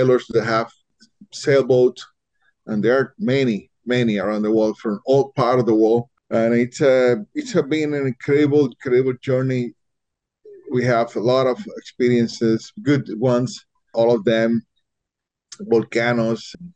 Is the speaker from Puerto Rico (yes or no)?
yes; Puerto Rico; Puerto Rico